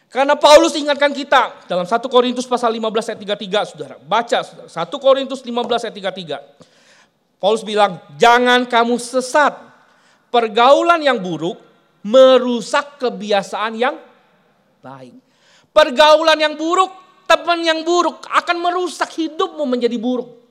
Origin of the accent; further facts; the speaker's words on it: Palembang, South Sumatra, Indonesia; moved away as an adult; saya selesai SMA, saya harus pergi, tinggalkan kota Palembang, saya bilang. Saya harus tinggalkan uh, kampung halaman saya.